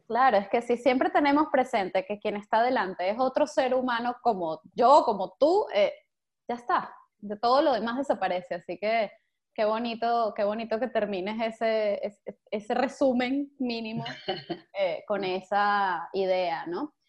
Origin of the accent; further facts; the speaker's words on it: Venezuela; now in Spain; nuestro ahora como venezolanos, que estamos todos por ahí regados